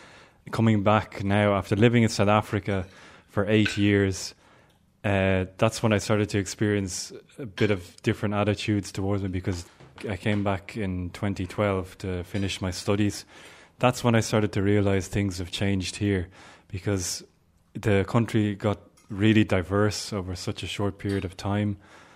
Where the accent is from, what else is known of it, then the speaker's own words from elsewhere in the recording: Ireland; And then I say Ireland. And then the next question is, where are you originally from? And then I want to answer the Coombe Hospital